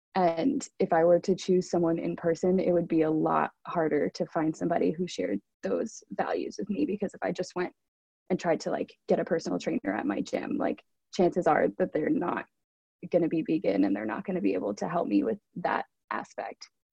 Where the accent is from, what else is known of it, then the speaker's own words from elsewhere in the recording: New York City, New York, United States; I'm from Brooklyn, New York